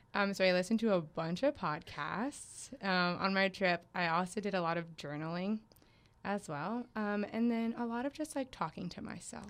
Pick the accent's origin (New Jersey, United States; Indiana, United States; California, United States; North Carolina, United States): North Carolina, United States; Raleigh; my hometown that I identify with is Raleigh, North Carolina